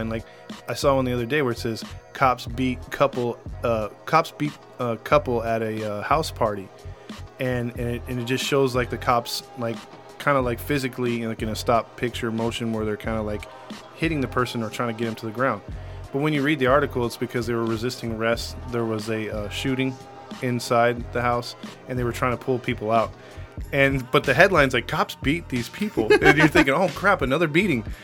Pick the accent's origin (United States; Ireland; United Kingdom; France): Ireland; as you can tell from my voice, uh, I'm Irish.